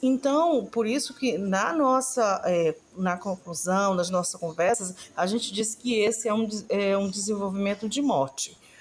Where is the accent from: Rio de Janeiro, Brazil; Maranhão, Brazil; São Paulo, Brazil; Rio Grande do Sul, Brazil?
Maranhão, Brazil; Alcântara; eu sou lá de, de Itamatatiba, Alcântara